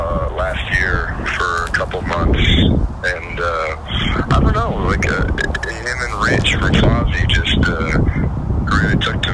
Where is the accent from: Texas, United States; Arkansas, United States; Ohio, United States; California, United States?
California, United States; Orange County; I'm from Orange County, California